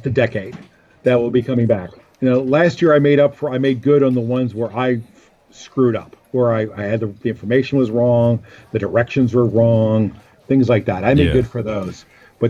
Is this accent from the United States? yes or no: yes; Pennsylvania, United States; I grew up in Pennsylvania